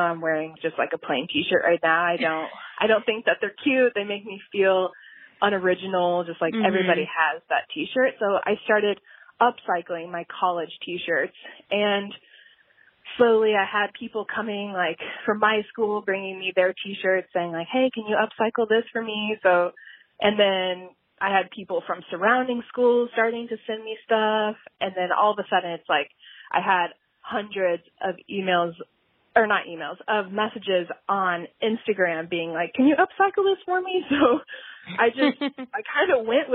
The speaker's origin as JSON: {"language": "English", "region": "Indiana", "country": "United States", "tie": "born or raised there", "said": "I was born and raised in Indiana, and I'm still here"}